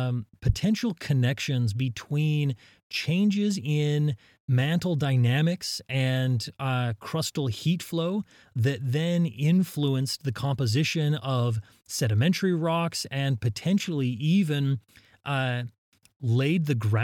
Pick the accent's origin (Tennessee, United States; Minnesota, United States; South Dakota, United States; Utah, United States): Utah, United States; I was born in Utah, and I grew up in a small town in southern Utah, surrounded by the mountains, and I I spent my childhood hiking and climbing and picking up rocks.